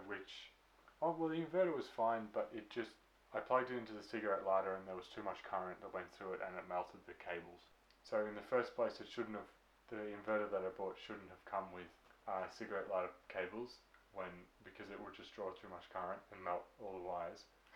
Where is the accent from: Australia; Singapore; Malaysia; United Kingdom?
Australia; Victoria; we're from Victoria, Australia.